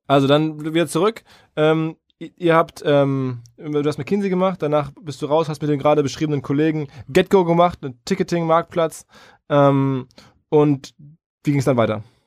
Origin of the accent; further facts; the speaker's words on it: Essen, North Rhine-Westphalia, Germany; now in Hamburg, Germany; ich bin da stolz auf meine Heimatstadt